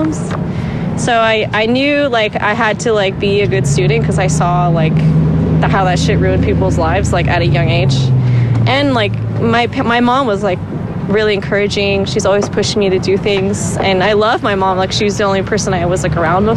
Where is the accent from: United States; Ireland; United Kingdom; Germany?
United States; Simi Valley, California; But that's where I was born and raised